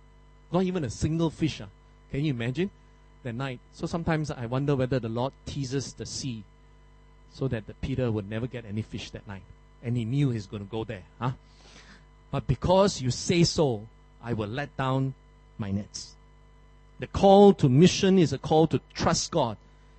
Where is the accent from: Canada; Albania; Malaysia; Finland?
Malaysia; also born or lived in Philippines; now in Singapore; I'm a Malaysian.